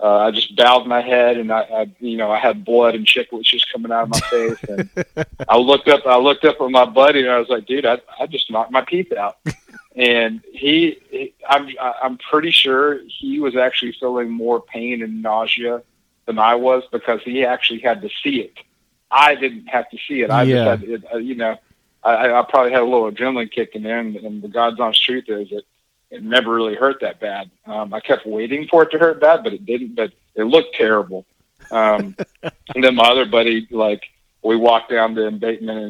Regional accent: North Alabama, United States; moved away as an adult; also born or lived in Huntington Beach, California; I grew up in North Alabama, and the Tennessee River Pickwick Lake was in my backyard

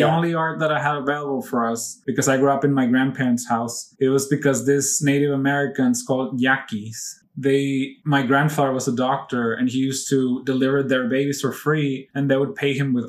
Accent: Mexico; now in United States; all my life growing up in Mexico

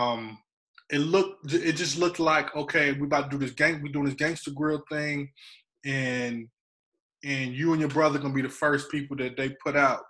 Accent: North Carolina, United States; I'm from North Carolina

